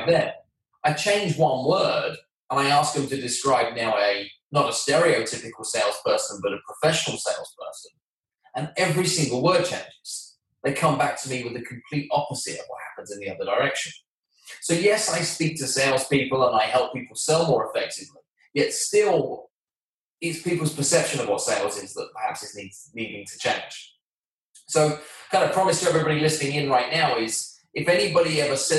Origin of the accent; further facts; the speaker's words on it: London, United Kingdom; moved away as an adult; now in New York, United States; I'm from London, England